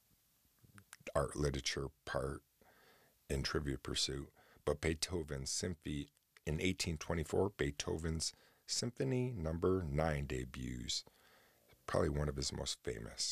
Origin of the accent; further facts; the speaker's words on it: Oswego, New York, United States; that's right here in my hometown